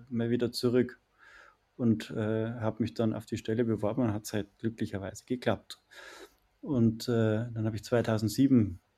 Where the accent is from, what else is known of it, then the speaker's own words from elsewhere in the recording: Bavaria, Germany; ich komme aus der, aus der Umgebung von München. Bin dort aufgewachsen